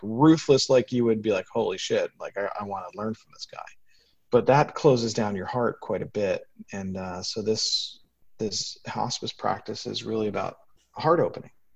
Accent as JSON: {"language": "English", "region": "New York", "country": "United States", "tie": "born or raised there", "also_born_or_lived": "Washington, District of Columbia, United States", "moved": "as an adult", "said": "New York is my hometown"}